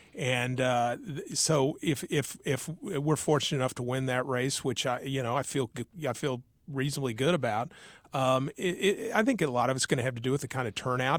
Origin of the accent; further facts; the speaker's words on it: Tarkio, Missouri, United States; now in Kansas City area, United States; I was raised in Tarkio